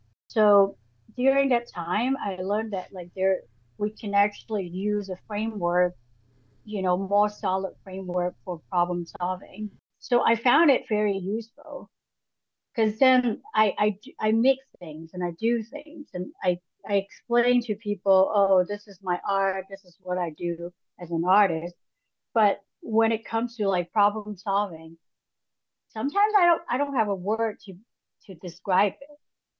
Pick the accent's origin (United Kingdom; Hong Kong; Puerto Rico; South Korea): Hong Kong; English is a second language; moved away as an adult; now in Los Angeles, United States; So I went to art school when I moved to Los Angeles from Hong Kong.